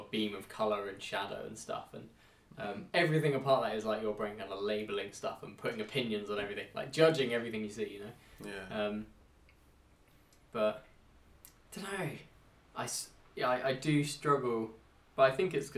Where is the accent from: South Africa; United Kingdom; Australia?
United Kingdom; Henley; we did grow up there